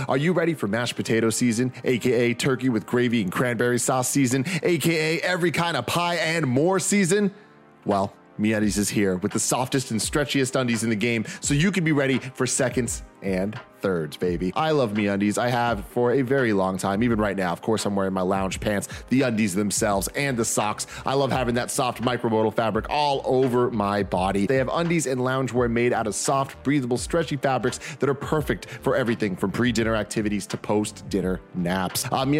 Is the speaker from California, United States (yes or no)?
yes; San Francisco, California, United States; I grew up in San Francisco. There's fucking pigeons and shit everywhere.